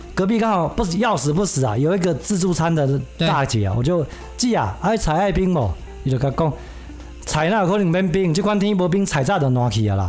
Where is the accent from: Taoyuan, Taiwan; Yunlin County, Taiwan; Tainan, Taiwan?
Yunlin County, Taiwan; moved away as an adult; now in Taipei, Taiwan; 我从小在云林长大的